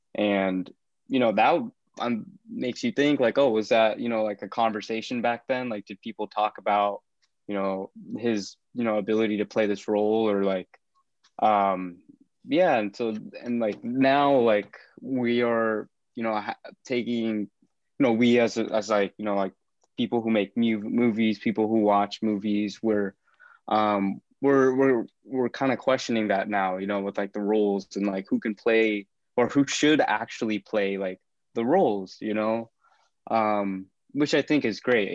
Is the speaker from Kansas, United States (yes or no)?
yes; Kansas, United States; I'm from Kansas, I'm from the Midwest